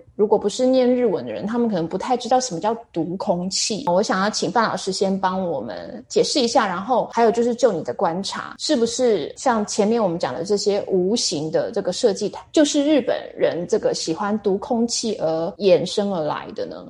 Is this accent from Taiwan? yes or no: yes; Taiwan; 这个是我们台湾人会比较不